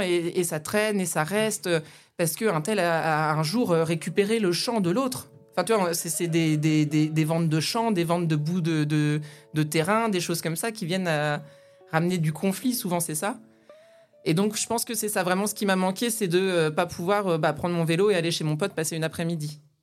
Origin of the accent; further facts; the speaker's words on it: Aube countryside, near Troyes, Grand Est, France; moved away; also born or lived in Nancy; je suis née euh, pas très loin de Troyes. J'ai grandi dans la campagne auboise avec mon papa, ma maman, ma grande sœur